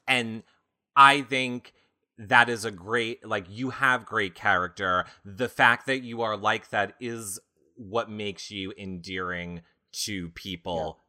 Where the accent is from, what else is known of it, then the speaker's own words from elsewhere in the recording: New York, United States; I'm from New York